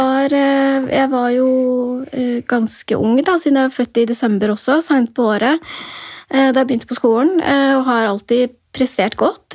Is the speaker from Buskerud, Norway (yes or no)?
yes; near Drammen, Buskerud, Norway; also born or lived in Oslo (born); Drammen sykehus, som var nærmere der hvor jeg vokste opp